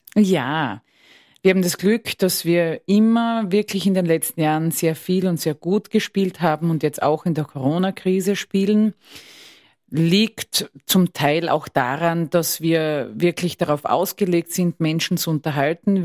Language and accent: German; Styria, Austria; Ich komme aus der Steiermark.